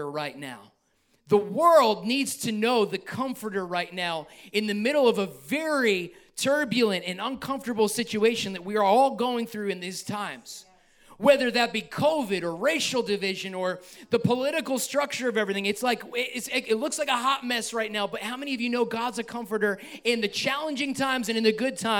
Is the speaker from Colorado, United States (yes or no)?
no; New York, United States; I'm from New York